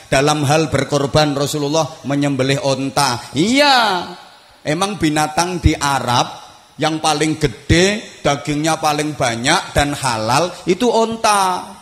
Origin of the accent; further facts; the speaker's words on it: Indonesia; Bagi kita bangsa Indonesia juga harus kita tanamkan prinsip seperti ini. Aku mencintai Indonesia karena aku dilahirkan di Indonesia.